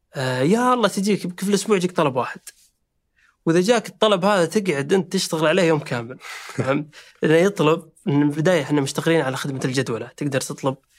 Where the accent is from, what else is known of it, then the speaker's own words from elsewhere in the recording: Saudi Arabia; احنا شباب سعودي